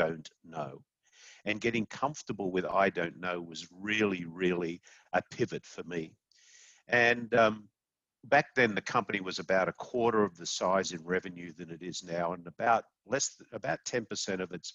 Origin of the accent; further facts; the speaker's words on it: Sydney, New South Wales, Australia; moved away as an adult; now in United States; I'm an Aussie. I grew up in Sydney, Australia. I moved to the United States in 1994.